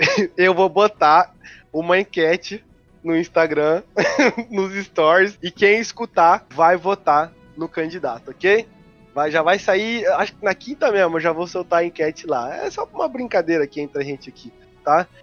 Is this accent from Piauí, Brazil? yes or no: no; Cuiabá, Mato Grosso, Brazil; Nós somos de Cuiabá